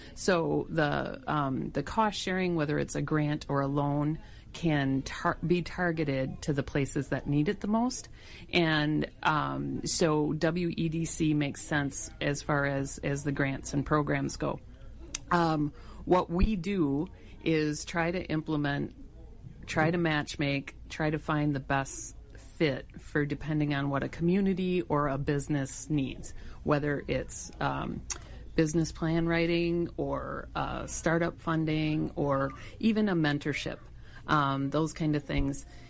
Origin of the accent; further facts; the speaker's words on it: Green Bay, Wisconsin, United States; now in La Farge, United States; I grew up in Green Bay, Wisconsin, but my parents originally had a farm